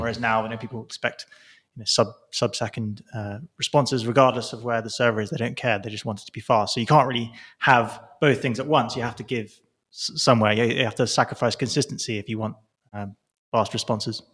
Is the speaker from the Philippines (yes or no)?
no; Milton Keynes, South East England, United Kingdom; moved away; that's where I'm from. This is my hometown. I was born about a mile up, up the road from he, where, where, where I'm stood